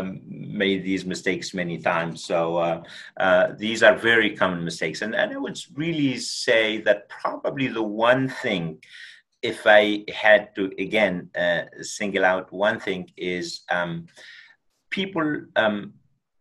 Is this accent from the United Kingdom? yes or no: no; Tunisia; moved away; We grew up in Tunisia, North Africa, and at a very small village, we did not even have electricity